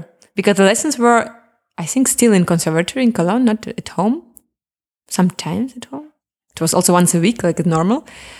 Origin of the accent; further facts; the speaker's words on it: Crimea, Ukraine; English is a second language; now in Germany; Because when I'm from Crimea, we have a lot of sun. We have really similar nature. When I came to Germany, no sun, a bit gray, too north. It was hard for me.